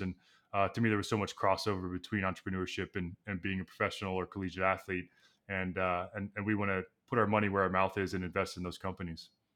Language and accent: English; Texas, United States; moved away as an adult; now in New York, United States; I grew up in Texas